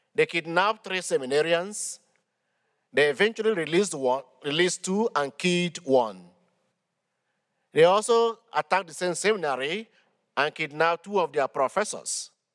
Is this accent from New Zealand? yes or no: no; Nigeria; moved away as an adult; from Nigeria, but I've been serving in this archdiocese for the past eight years